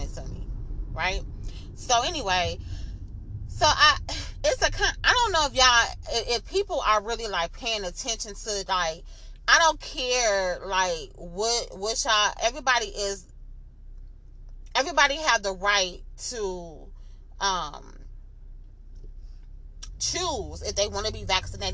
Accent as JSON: {"language": "English", "town": "Flint", "region": "Michigan", "country": "United States", "tie": "born or raised there", "said": "I'm from Flint, I'm from Michigan"}